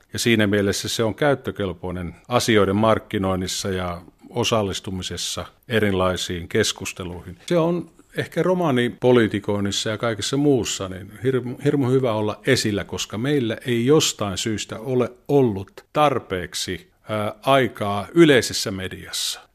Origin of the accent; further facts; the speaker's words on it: Mikkeli, South Savo, Finland; also born or lived in Tuusula; now in Vantaa, Finland; Mikkelistä olen kotoisin.